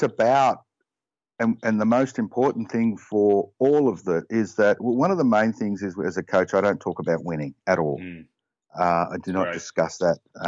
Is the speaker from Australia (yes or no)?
yes; Australia; now in Connecticut, United States; like any Aussie